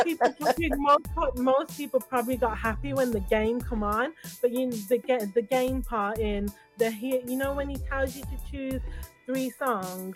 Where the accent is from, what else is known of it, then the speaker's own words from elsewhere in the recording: Birmingham, West Midlands, United Kingdom; also born or lived in London; we were born and raised in Birmingham